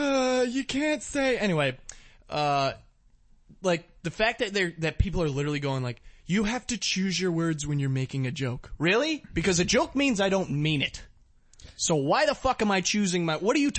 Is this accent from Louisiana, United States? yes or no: no; Virginia, United States